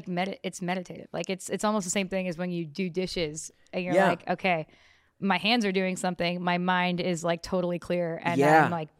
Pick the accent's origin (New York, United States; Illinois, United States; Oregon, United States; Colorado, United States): New York, United States; also born or lived in New Jersey; now in Los Angeles, United States; New York. And Jersey, like a little bit of both. Started, I was born at Brooklyn, Long Island, yeah, for like half of my life, and then eventually Dirty Jersey.